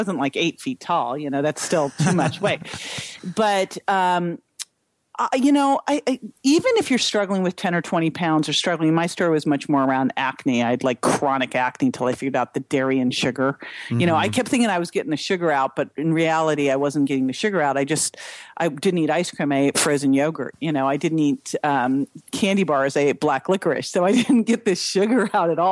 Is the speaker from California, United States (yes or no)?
yes; Berkeley, California, United States; I grew up in Berkeley